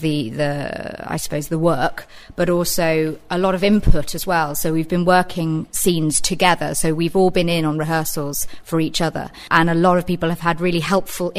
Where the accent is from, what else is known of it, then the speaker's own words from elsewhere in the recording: Reading, South East England, United Kingdom; I'm from Reading originally, as is Ollie